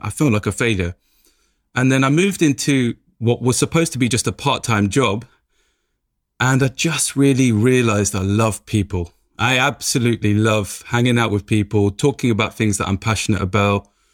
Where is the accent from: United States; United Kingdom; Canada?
United Kingdom; London; It comes from growing up in Tottenham, every day waking up in Tottenham